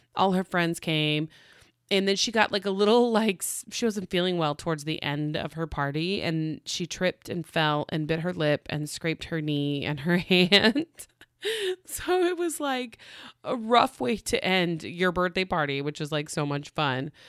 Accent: Oklahoma, United States; now in California, United States; I'm from Oklahoma

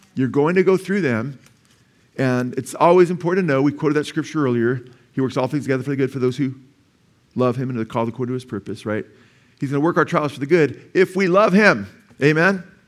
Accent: Simi Valley, California, United States; I was born in Simi Valley

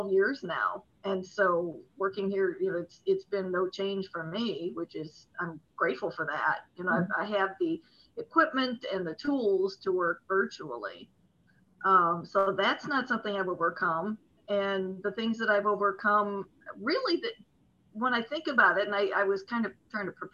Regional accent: east of Cleveland, Ohio, United States; I'm in Cleveland, Ohio, or east of Cleveland, Ohio, about 10 miles south of Lake Erie

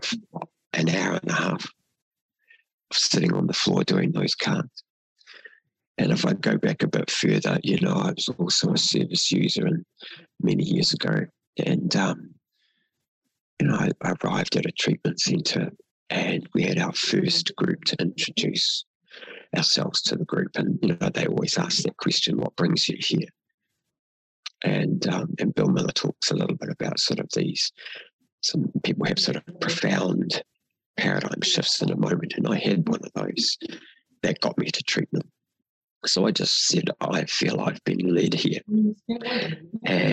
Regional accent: New Zealand; first language Māori; we introduce ourselves as Māori

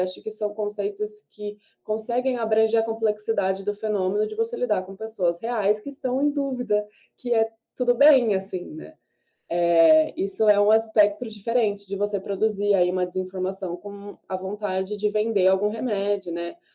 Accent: Brazil; enquanto brasileiro

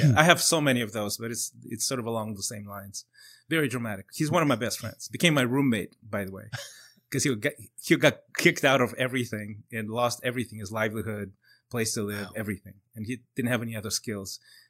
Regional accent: Chile; also born or lived in Moscow, Russia; So I was born in Moscow, and my mom is Russian. My dad's Chilean. So like if you look, if you're watching this, not listening to it, but I look completely Latin, right? Like I don't look Slavic at all. It's because of my dad. So we moved to Chile when I was like 4 years old

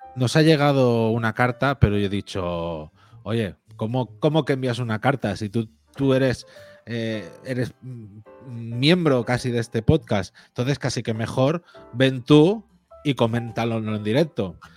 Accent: Spain; es algo que tenemos mucho los españoles

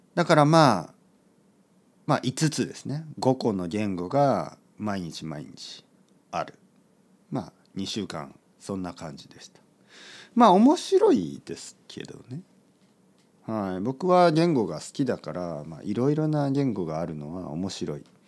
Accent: Japan; 僕は日本人

